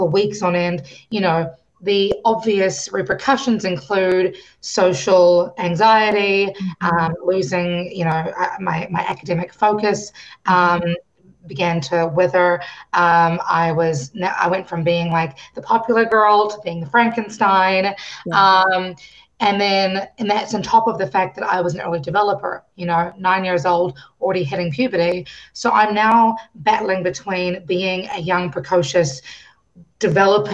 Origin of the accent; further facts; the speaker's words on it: New Zealand; I grew up in New Zealand. I was born in New Zealand. And, you know, I am a Kiwi